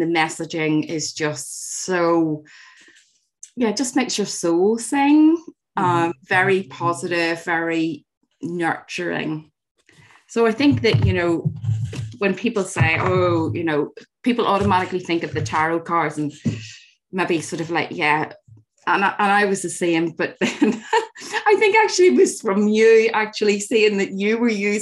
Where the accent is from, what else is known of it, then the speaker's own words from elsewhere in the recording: Northern Ireland, United Kingdom; growing up in Northern Ireland